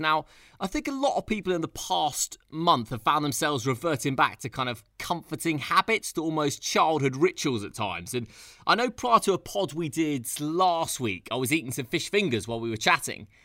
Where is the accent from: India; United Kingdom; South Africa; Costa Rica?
United Kingdom; I am British